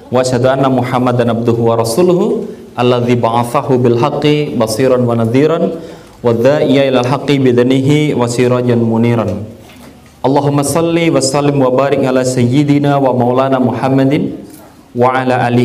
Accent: Yogyakarta, Special Region of Yogyakarta, Indonesia; Saya asli Jogja, ya kan?

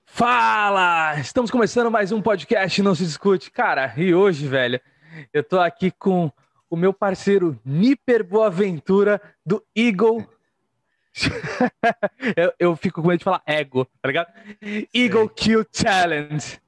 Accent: Santos, São Paulo, Brazil; Eu tô em Santos, velho. Sou de Santos.

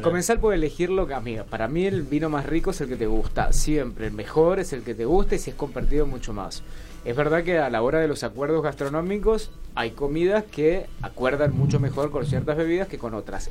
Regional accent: Junín, Mendoza, Argentina; moved away as an adult; also born or lived in Rivadavia, Mendoza; now in Buenos Aires, Argentina; Yo nací en Rivadavia, me crié toda la vida en Junín. Esto es zona este de Mendoza

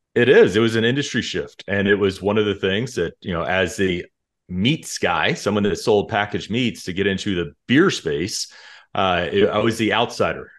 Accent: Dallas-Fort Worth area, Texas, United States; moved away as an adult; also born or lived in Colorado / Illinois / Chicago; We're both from the Dallas-Fort Worth area

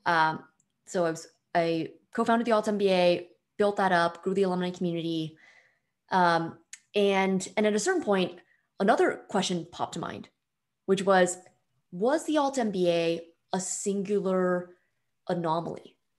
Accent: Bay Area, suburb of San Francisco, California, United States; I'm from the Bay Area originally, suburb of San Francisco

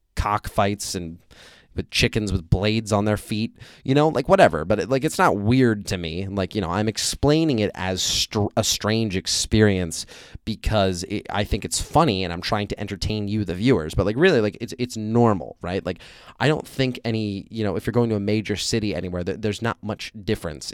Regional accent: United States; now in Vietnam

